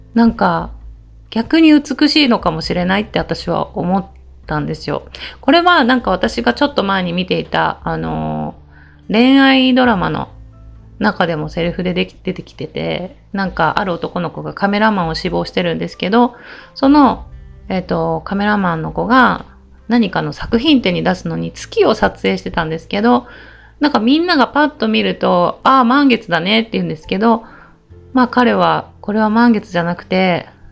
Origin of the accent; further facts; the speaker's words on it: Okayama, Japan; 私たち岡山県人が